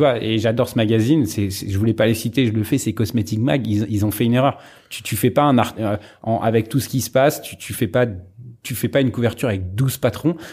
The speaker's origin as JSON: {"language": "French", "town": "Sarcelles", "region": "Île-de-France", "country": "France", "tie": "born or raised there", "said": "j'étais au lycée à Montmagny, j'ai fait du foot à Sarcelles pendant pendant pendant 15 ans et, à Saint-Brice euh, dans, dans dans le 9-5."}